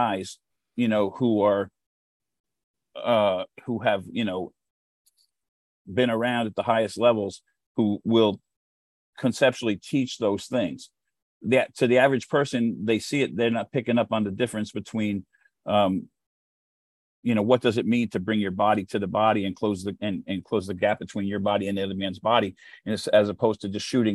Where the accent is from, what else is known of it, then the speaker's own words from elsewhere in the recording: United States; as an American